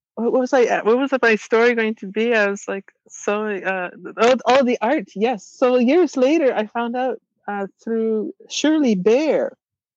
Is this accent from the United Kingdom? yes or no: no; Wagmatcook, Cape Breton Island, Nova Scotia, Canada; first language Mi'kmaq; also born or lived in Boston; I was lucky enough to grow up in Wego'oma with my language and my culture